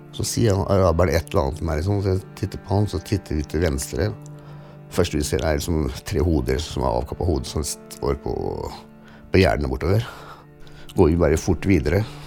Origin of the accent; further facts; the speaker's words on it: Fredrikstad, Viken, Norway; jeg er oppvokst i Norge